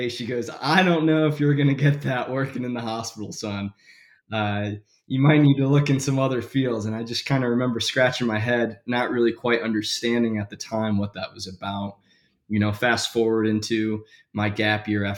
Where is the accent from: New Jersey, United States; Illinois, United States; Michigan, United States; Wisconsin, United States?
Michigan, United States; I was born and raised in Michigan.